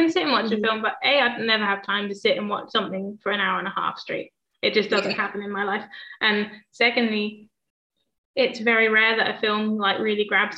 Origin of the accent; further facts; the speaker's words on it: England, United Kingdom; I'm English